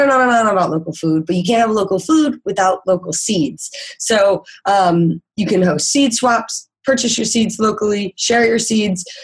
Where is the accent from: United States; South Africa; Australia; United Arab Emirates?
United States; Midwest; me growing up in the Midwest, I've always had a pretty good idea of like when things grow.